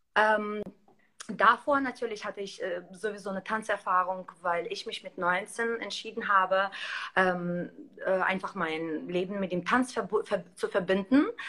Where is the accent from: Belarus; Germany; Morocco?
Belarus; moved away; ich komme ursprünglich aus Weißrussland